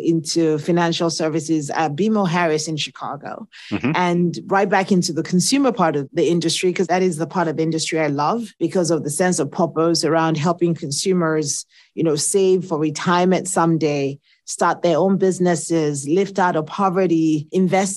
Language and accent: English; Nigeria; accent: Nigerian; now in United States; I was born in the States, but I grew up in Nigeria because my parents are academics